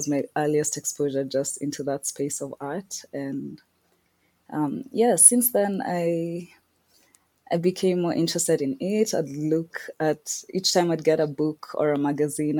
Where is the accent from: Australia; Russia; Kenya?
Kenya; Nairobi; also born or lived in Scotland; I was born and raised in Nairobi, Kenya